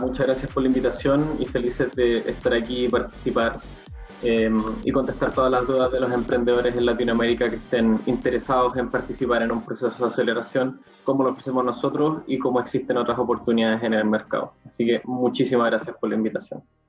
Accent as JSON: {"language": "Spanish", "country": "Chile"}